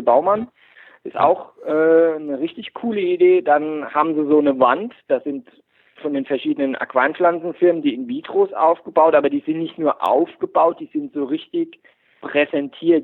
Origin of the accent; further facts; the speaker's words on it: Heltersberg, Rhineland-Palatinate, Germany; ich komme aus Heltersberg, das ist mitten im Pfälzerwald, bei, in der Nähe von Kaiserslautern